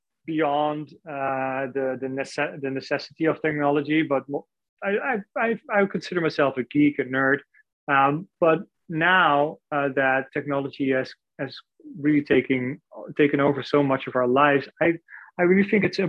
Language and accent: English; Netherlands; moved away; I'm originally from the Netherlands